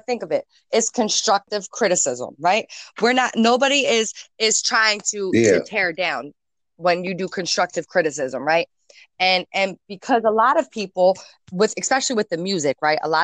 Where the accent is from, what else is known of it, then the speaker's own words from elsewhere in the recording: New Jersey, United States; I'm from New Jersey. We're from New Jersey